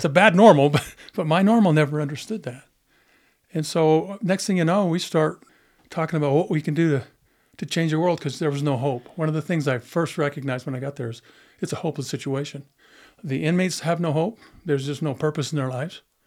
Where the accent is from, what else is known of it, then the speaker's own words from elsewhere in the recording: Monticello, Utah, United States; I grew up in Monticello